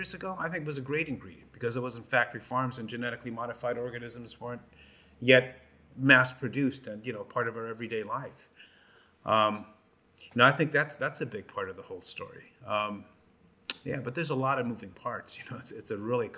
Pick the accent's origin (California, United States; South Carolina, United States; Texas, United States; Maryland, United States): California, United States; Los Angeles; as a kid growing up in Los Angeles